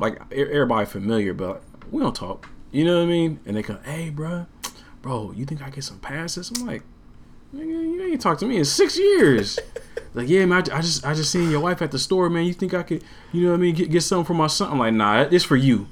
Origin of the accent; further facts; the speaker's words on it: Portland, United States; also born or lived in Houston, Texas; I'm from Portland, so growing up here